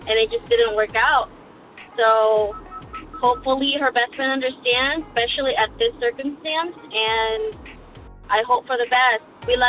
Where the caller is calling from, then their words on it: California, United States; I'm calling from California.